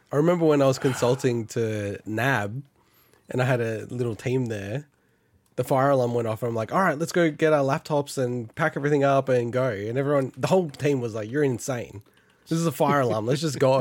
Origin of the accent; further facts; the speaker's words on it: Australia; as Australians